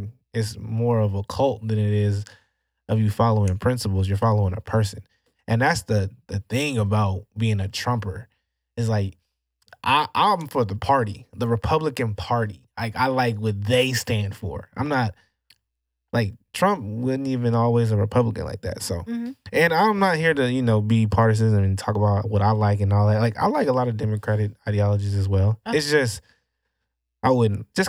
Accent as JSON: {"language": "English", "country": "United States", "said": "as an American"}